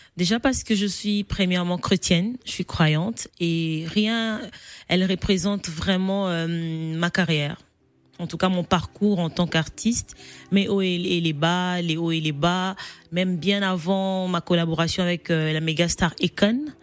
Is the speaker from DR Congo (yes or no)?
yes; Kolwezi, Lualaba, DR Congo; also born or lived in Kongolo, Tanganyika; au, Congo, je ne vivais pas à Kinshasa, donc je viens de Kolwezi